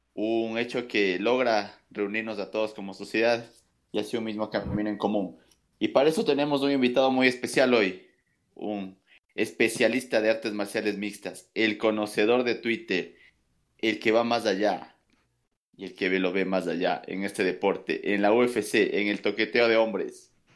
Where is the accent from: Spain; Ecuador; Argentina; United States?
Ecuador; somos ecuatorianos